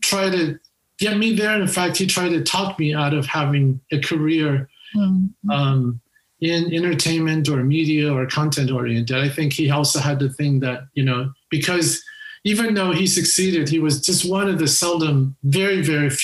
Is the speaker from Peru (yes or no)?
no; Los Angeles, California, United States; English is a second language; also born or lived in Taiwan / Africa / Europe; I still consider myself a Hollywood native, because those were my formative years were spent in Hollywood.